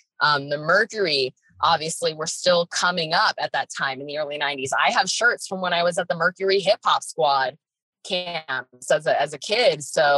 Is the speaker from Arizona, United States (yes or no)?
yes; Phoenix, Arizona, United States; my hometown team. And I'm Valley